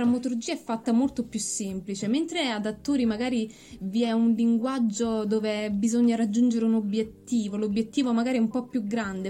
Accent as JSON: {"language": "Italian", "town": "Torre le Nocelle", "region": "Campania", "country": "Italy", "said": "io vengo da Villino, cioè, in realtà vengo da un paesino vicino a Villino che è Torre le Nucelle"}